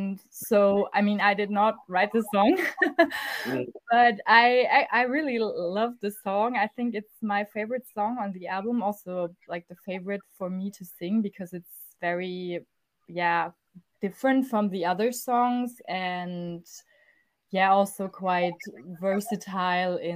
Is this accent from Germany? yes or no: yes; Stuttgart, Baden-Württemberg, Germany; we are from Stuttgart, which is in the south of Germany